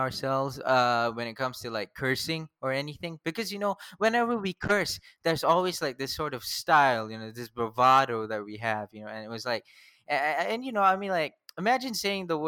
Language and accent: English; Selayang, Selangor, Malaysia; It's Selayang Batu Caves